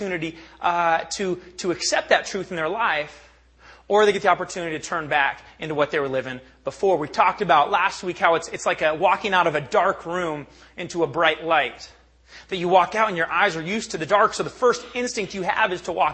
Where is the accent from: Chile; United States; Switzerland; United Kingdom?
United States; Bellingham, Washington; I was born and raised in the Northwest. I'm a product of Bellingham, Washington